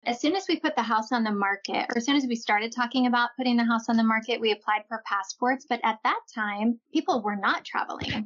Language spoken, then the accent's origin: English; Midwest, United States; moved away as an adult; also born or lived in California; We're all from the Midwest